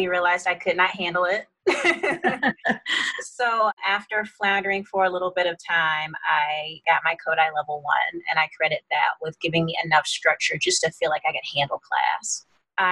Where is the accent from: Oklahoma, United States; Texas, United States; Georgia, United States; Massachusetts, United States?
Georgia, United States; Atlanta; moved away as an adult; also born or lived in Washington, D.C.; I grew up in Atlanta, Georgia